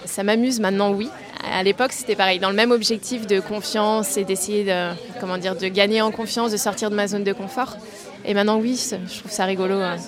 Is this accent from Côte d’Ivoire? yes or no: no; Nantes, Pays de la Loire, France; je suis née à Nantes et je n'ai jamais quitté cette ville